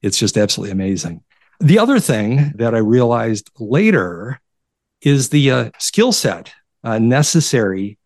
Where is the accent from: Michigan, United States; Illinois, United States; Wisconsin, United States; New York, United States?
Michigan, United States; Detroit; also born or lived in Chicago; as a young child, we moved from Chicago to Detroit. So I got acclimated to the Detroit area very, very quickly